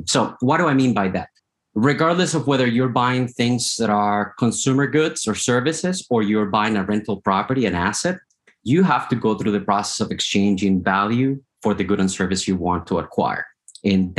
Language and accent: English; Colombia; moved away as an adult; now in United States; I was born in Colombia in South America. 2006, I got the opportunity to immigrate to the United States.